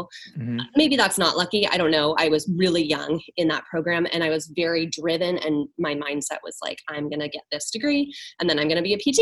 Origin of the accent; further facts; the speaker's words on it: near Seattle, Washington, United States; In Washington. Okay. Near Seattle.